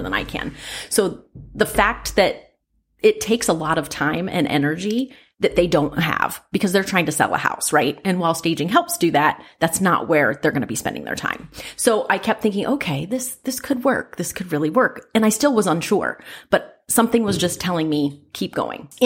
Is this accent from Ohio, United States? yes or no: yes; Ohio, United States; I'm from Ohio